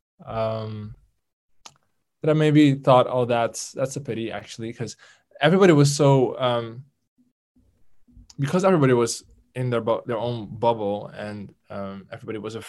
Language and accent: English; Netherlands; it was in my home country